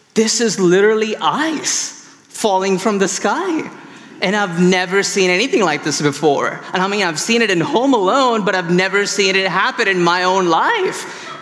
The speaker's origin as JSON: {"language": "English", "town": "Chennai", "region": "Tamil Nadu", "country": "India", "moved": "yes", "lives_now": "Chicago, United States", "said": "I'm from India originally, and I moved from the city called Chennai"}